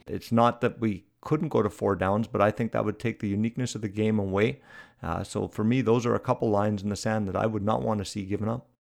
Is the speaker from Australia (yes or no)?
no; Canada